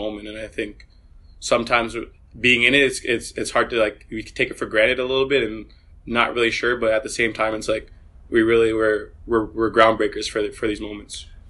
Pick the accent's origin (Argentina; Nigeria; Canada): Canada; Vaughan, Ontario; moved away as an adult; also born or lived in Maryland, United States; growing up in Canada, playing for Vaughan Soccer Club